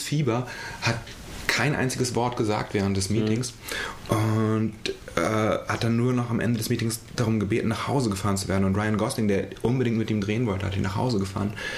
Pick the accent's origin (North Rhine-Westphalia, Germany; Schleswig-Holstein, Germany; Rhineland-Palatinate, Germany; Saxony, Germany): Schleswig-Holstein, Germany; ich bin halt in Schleswig-Holstein aufgewachsen